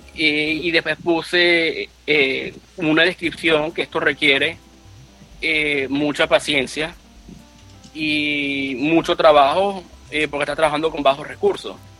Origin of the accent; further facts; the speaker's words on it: Venezuela; moved away as an adult; now in United States; como venezolano